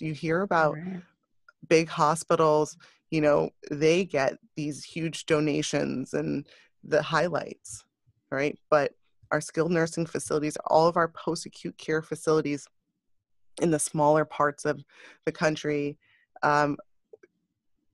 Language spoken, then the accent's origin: English; New York, United States; also born or lived in Westchester / The Bronx; being a New Yorker, you know, born and raised in New York, in Westchester and around in the Bronx